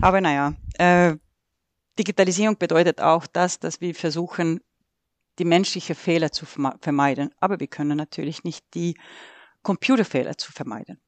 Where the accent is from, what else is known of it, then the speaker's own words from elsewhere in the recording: Estonia; German is a second language; also born or lived in Sweden; now in Nuremberg, Germany; als gebürtige Äste